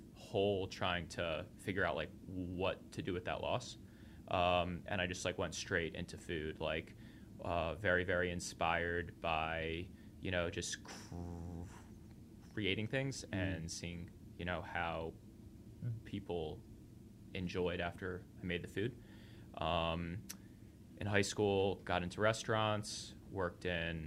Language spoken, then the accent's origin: English; suburbs of Washington, D.C., in Maryland, United States; I was born and raised outside of Washington, D.C., in the suburbs, in Maryland